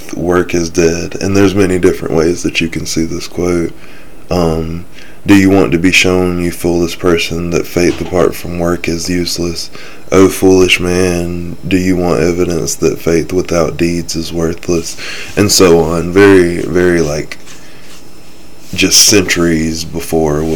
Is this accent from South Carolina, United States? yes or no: yes; South Carolina, United States; I'm from South Carolina, the Bible Belt of the nation